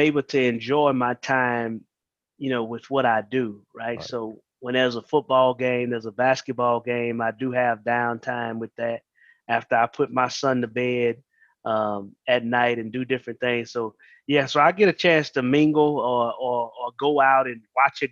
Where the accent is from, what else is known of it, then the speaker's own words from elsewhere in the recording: Columbia, Mississippi, United States; also born or lived in Marrero, Louisiana; now in Sumrall, United States; I'm originally from Marrero, Louisiana, but my family moved to Mississippi, Columbia, whenever I was 6 years old. So I've been staying there